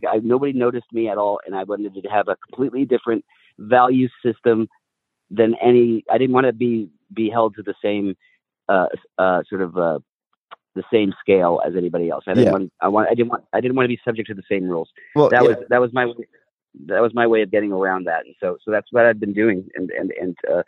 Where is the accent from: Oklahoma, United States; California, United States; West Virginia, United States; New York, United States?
California, United States; I was raised in California my entire life. I still live here